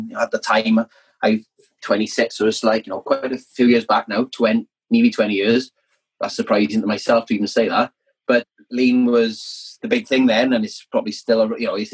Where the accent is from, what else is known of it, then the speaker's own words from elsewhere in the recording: South Wales, United Kingdom; growing up in South Wales